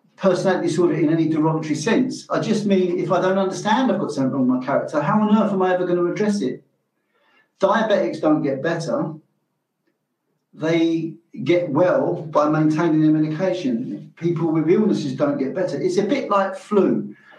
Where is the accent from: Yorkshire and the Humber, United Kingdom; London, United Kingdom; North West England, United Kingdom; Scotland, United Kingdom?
London, United Kingdom; I grew up in London. I grew up in London in the Irish community